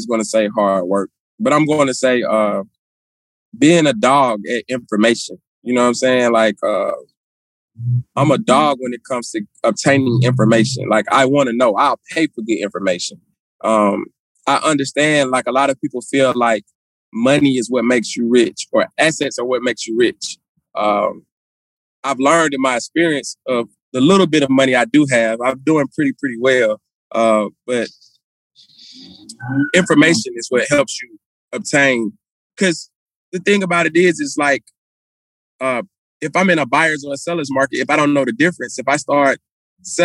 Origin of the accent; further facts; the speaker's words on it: Atlanta, Georgia, United States; I'm from Atlanta